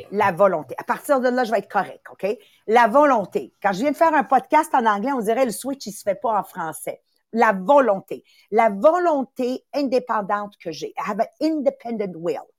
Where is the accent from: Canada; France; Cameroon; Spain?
Canada; Montreal, Quebec; Moi, j'ai été élevée à Montréal-Nord. Il y avait beaucoup, beaucoup de, de racisme, si tu veux.